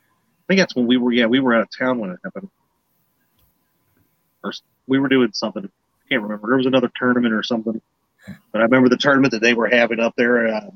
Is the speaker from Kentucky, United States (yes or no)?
yes; Kentucky, United States; Born and raised in Kentucky. Tri-state area, but I do not claim anything to do with Cincinnati.